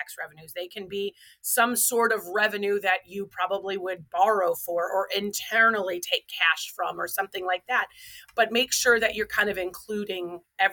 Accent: Waterloo, Iowa, United States; So I grew up right here in Waterloo, Iowa. I am a born and raised Iowa girl.

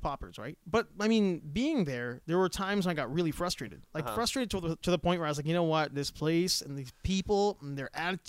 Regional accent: Canada; Especially if they know I'm from Canada.

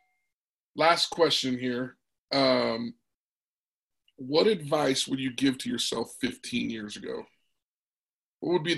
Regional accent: Logan, Utah, United States; also born or lived in Salt Lake City, Utah; I grew up in Logan until I was like 13 years old and then we moved to Salt Lake

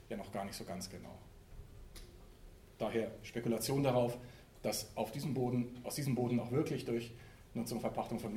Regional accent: Frankfurt, Hesse, Germany; in Berlin, in Frankfurt, wo ich herkomme und in anderen Städten, skandalisiert wird.

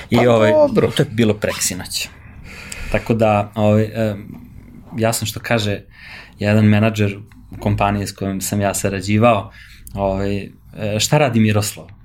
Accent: Stara Pazova, Vojvodina, Serbia; also born or lived in Belgrade; mi smo iz Pazove

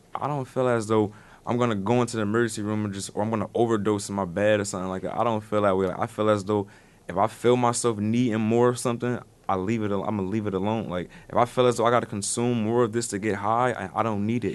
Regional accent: Paterson, New Jersey, United States; I'm come from Pasadena, New Jersey

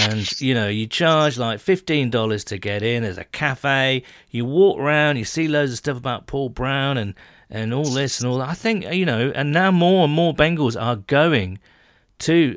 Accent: United Kingdom; we Brits

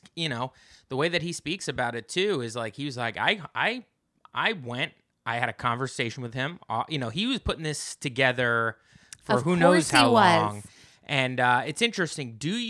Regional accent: United Kingdom; My storyline is I'm British.

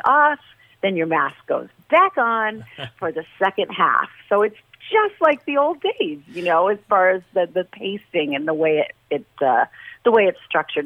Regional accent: New York City, New York, United States; moved away as an adult; now in Las Vegas, United States; I'm from Brooklyn. I always say verklempt

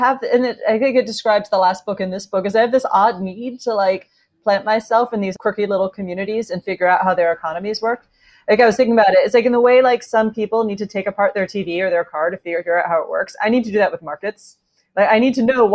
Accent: United States; moved away as an adult; also born or lived in Edinburgh, United Kingdom; I'm American, but I did my university years in Edinburgh.

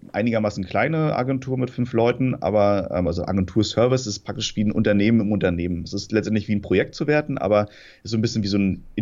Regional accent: Rostock, Mecklenburg-Vorpommern, Germany; now in Hamburg, Germany; ursprünglich komme ich aus Rostock, bin dann nach Hamburg gezogen vor dreieinhalb, vier Jahren

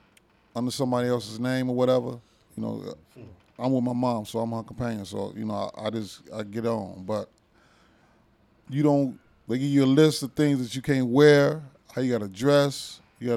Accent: Chicago, Illinois, United States; moved away as an adult; now in Houston, United States; I'm 79th Street, born and raised

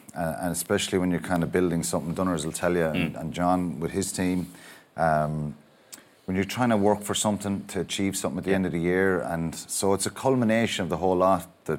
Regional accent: Tipperary, Munster, Ireland; I grew up in Tipperary

